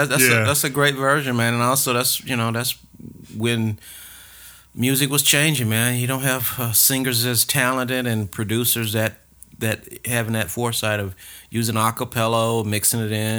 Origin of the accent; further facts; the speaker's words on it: Atlanta, Georgia, United States; We all went to Grove Park Elementary School on the Grove Park side of town in Atlanta, Georgia. … I grew up on South Elizabeth Place.